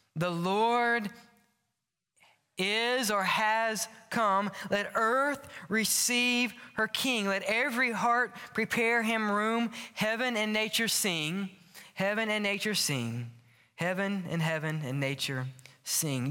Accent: Louisiana, United States; now in Birmingham, United States; if you're not from Lu-, Louisiana, we'll tell you we're from New Orleans. We're really not, but we're close

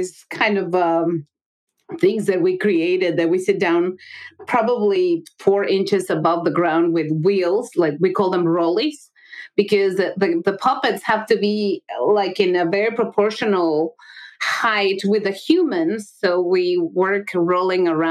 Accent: Mexico City, Mexico; moved away; I'm from Mexico. I grew up with baseball and other sports

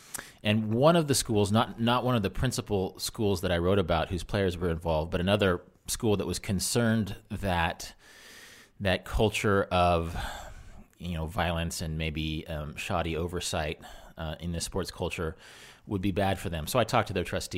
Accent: Wichita, Kansas, United States; Well, I'm from Kansas. Okay. I grew up in Wichita, and I have a house now about 10 miles outside of the city of Salina up north.

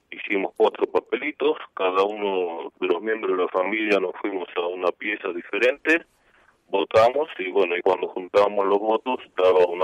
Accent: Olivos, Buenos Aires Province, Argentina; moved away as an adult; now in San Luis, Argentina; soy porteño, en el 42, en Capital Federal, pero la vida, digamos, de niño, por supuesto, en casa paterna, eh, discurrió mayormente en Olivos y en Olivos vivíamos con la familia hasta el 89

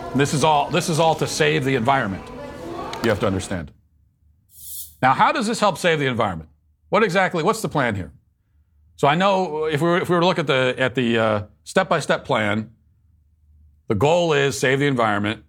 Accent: Virginia, United States; moved away; my home state of, uh, Virginia

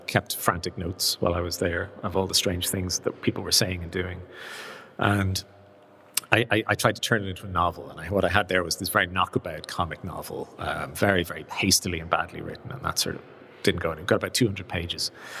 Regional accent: Rathcoole, Leinster, Ireland; I grew up in Rathcoole in County Dublin, which is a kind of small town on the Naas, off the Naas dual carriageway, the N7

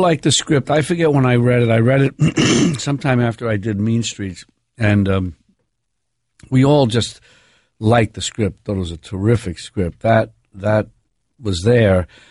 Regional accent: New York City, New York, United States; I'm from where I'm from, I'm from New York

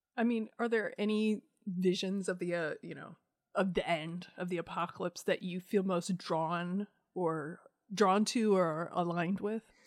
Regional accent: Iowa, United States; I grew up in Iowa

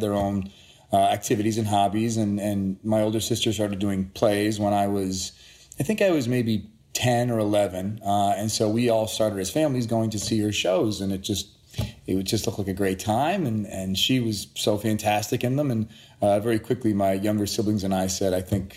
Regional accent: Framingham, Massachusetts, United States; also born or lived in Boston, Massachusetts / Sudbury, Massachusetts; now in Los Angeles, United States; I was born in Boston, Massachusetts. I grew up, I lived in Framingham, a small town outside of Boston for about 10 years, and then Sudbury, another small town, through the graduation of high school

